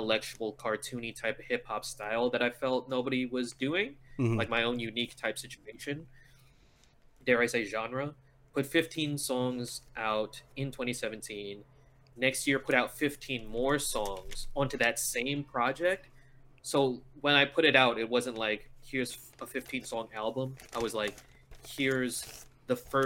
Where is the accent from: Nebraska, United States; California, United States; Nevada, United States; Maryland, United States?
California, United States; National City; Born and raised in National City, California, about 5 minutes from the border.